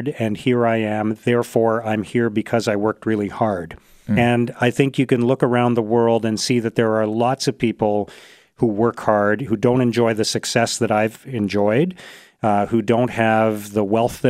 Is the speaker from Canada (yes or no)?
yes; Canada; born in Canada, as I was